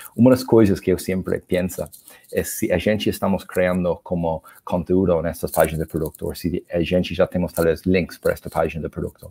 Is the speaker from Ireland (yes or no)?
yes; Ireland; Portuguese is a second language; also born or lived in Argentina; now in Brazil; como vocês podem perceber pelo sotaque, eu não sou do Brasil, eu sou da Irlanda